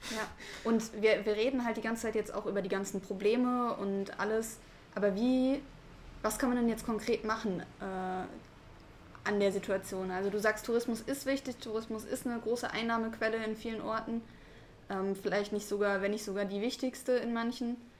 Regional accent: Ruhr area, North Rhine-Westphalia, Germany; moved away; ich komme aus dem Ruhrgebiet, hab da halt auch am Anfang, äh, während meiner Schulzeit und sowas gewohnt

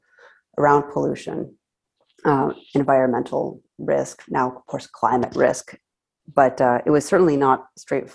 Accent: San Diego, California, United States; I grew up in San Diego

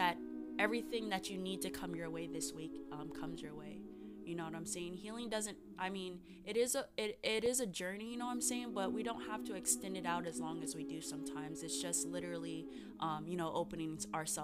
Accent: Arizona, United States; Arizona's always going to be my home state

